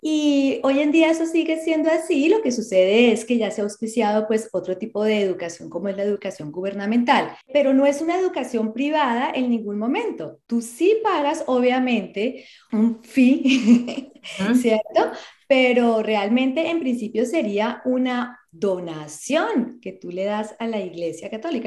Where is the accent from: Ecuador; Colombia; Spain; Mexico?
Colombia; now in Australia; yo soy de Colombia